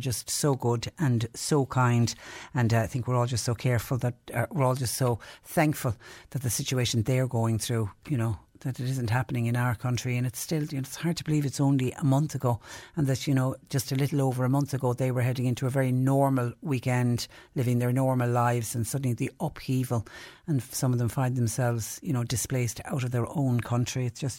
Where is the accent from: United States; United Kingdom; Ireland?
Ireland; Kinsale, Munster; I've been involved with helping Ukrainian refugee families settle in my hometown of Kinsale.